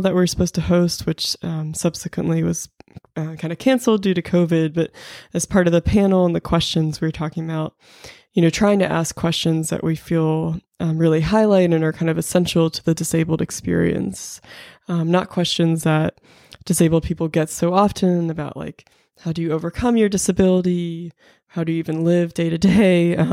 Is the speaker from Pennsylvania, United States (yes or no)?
yes; Pittsburgh, Pennsylvania, United States; now in Charlottesville, United States; I'm originally from Pittsburgh, Pennsylvania, but now I'm based in Charlottesville, Virginia